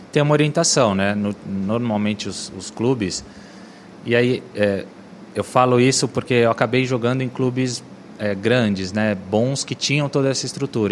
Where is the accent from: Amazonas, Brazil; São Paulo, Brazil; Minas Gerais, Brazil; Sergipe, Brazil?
São Paulo, Brazil; also born or lived in Brasília / Cuiabá; E cheguei em São Paulo com sete anos.